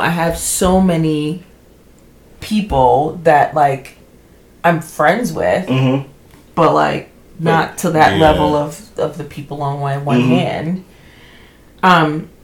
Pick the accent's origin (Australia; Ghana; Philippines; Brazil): Ghana; I'm Ghanaian